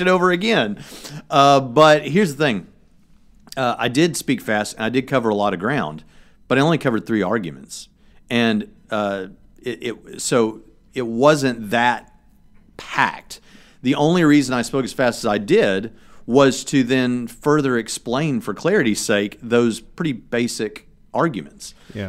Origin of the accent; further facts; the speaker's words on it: Tennessee, United States; now in Indiana, United States; I'm not from Texas. I'm from Tennessee, and I currently live in Indiana the godless North